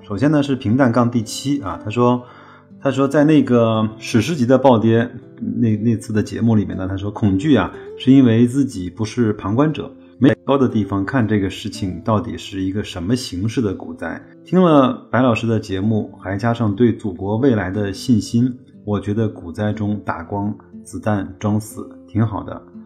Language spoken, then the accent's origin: Chinese; China; 我们中国人